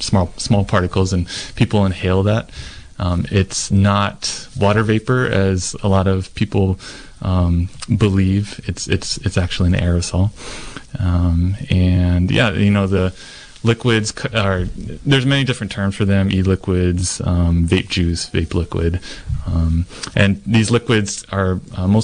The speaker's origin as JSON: {"language": "English", "region": "Hawaii", "country": "United States", "moved": "as an adult", "lives_now": "Ukiah, United States", "said": "I am originally from Hawaii and went to school up there"}